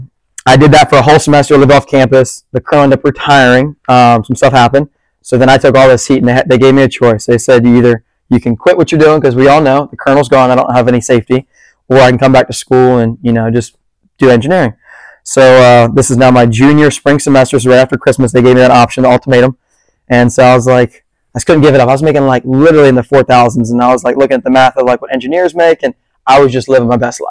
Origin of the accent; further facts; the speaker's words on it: Bethany Beach, Delaware, United States; now in Charleston, United States; I grew up in Bethany Beach, Delaware